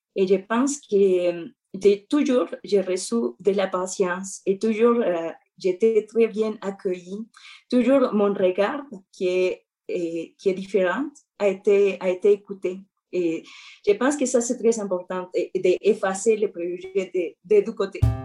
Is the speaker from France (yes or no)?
no; Mexico; French is a second language; moved away as an adult; now in Montreal, Canada; j'ai grandi au Mexique